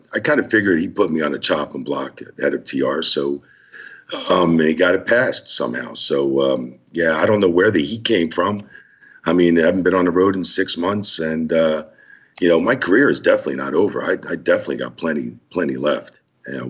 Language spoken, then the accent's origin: English; New Jersey, United States; coming from the Northeast in New Jersey